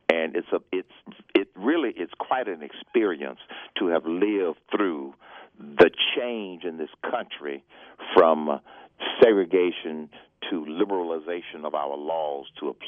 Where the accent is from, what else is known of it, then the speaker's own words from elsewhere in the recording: Atlanta, Georgia, United States; Growing up in the South in the 50s and the 60s, it was challenging because of the social conditions of the time.